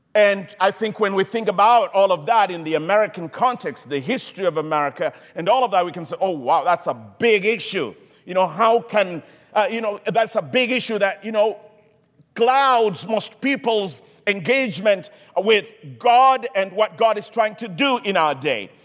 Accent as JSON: {"language": "English", "country": "Kenya", "moved": "yes", "said": "I come from Kenya originally"}